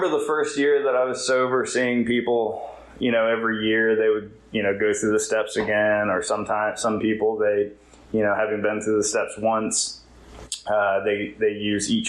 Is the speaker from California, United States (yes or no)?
yes; California, United States; now in Wilmington, United States; I live in Wilmington. I'm from California